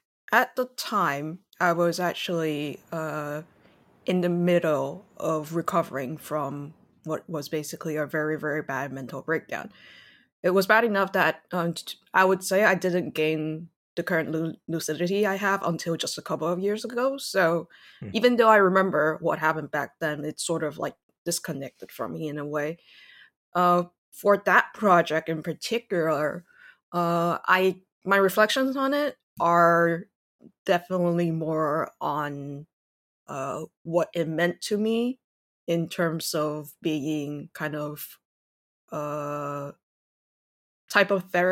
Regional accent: Taiwan; English is a second language; also born or lived in Singapore / Shanghai, China / Canada; So I was born in Taiwan, also Taiwanese, and then I grew up as an expatriate in Singapore as well as Shanghai. I went to Canada for university, tried to stay in Canada for a job, didn't, came back to Taiwan

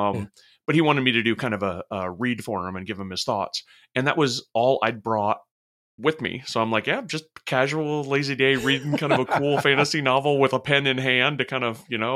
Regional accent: Utah, United States; Yeah, where I grew up in Utah, a lot of the resorts had night skiing.

